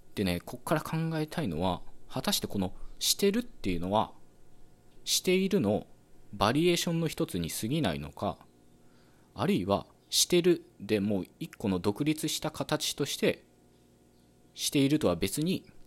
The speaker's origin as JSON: {"language": "Japanese", "region": "western Japan", "country": "Japan", "accent": "Western Japanese dialect", "said": "僕自身は西日本の方言話者なので"}